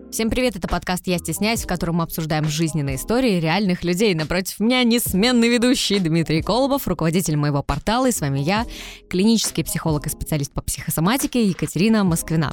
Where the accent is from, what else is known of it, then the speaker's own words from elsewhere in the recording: Tyumen, Tyumen Oblast, Russia; also born or lived in Saint Petersburg; Мы переехали из Питера, так как жили там, переехали в Тюмень, и вот сейчас э, всю свою сознательную жизнь я живу в Тюмени